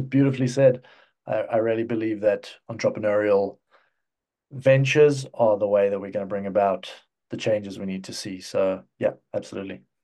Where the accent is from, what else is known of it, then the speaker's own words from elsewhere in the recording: South Africa; also born or lived in United Kingdom / Cyprus; now in Czech Republic; I'm, I'm originally from South Africa. Um, I spent the, the first chunk of my life over there